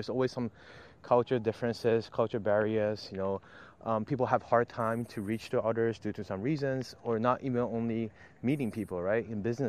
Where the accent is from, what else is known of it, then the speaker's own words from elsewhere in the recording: Japan; I was born in Japan and I really have a huge tie with Japan.